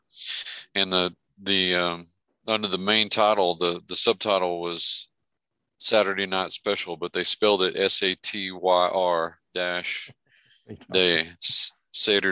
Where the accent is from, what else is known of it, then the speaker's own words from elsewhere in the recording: Merkel, Texas, United States; Merkel, Texas, my hometown